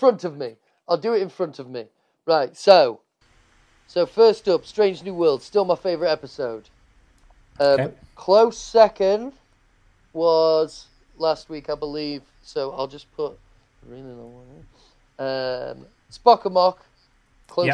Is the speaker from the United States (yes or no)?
no; England, United Kingdom; We're English